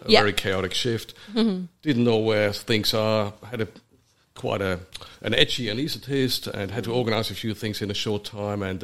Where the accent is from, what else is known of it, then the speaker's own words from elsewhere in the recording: Germany; moved away as an adult; also born or lived in Switzerland; now in Brisbane, Australia; I'm from Germany. Born in Germany, basically lived in Switzerland for a while, working in a ski resort, and then 27 years ago moved to Australia